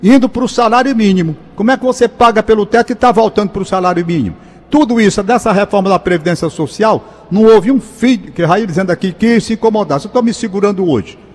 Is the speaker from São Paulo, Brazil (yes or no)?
no; Fortaleza, Ceará, Brazil; also born or lived in Crateús; minha infância toda foi ali em Crateus. Uhum. É, nas férias que eu quero dizer, eu já nasci aqui em Fortaleza